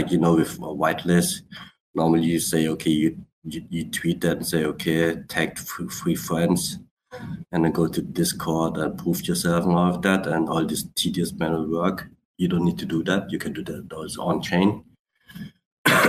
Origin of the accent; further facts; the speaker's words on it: Black Forest, Baden-Württemberg, Germany; also born or lived in Switzerland / Vietnam (ancestry); My origins are Vietnamese, but I live in Germany. Has been living for a long, long while in Switzerland and doing business in Europe and Sweden and all over the places. And yeah, but Germany, Black Forest, that's my hometown